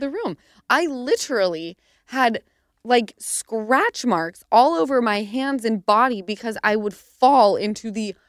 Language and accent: English; Utah, United States; And my area that we grew up in Utah, for some reason, everyone's houses were 5 minutes away.